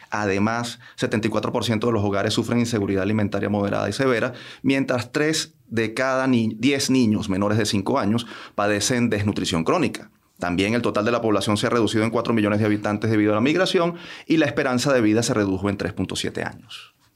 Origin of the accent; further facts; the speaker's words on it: Venezuela; como venezolanos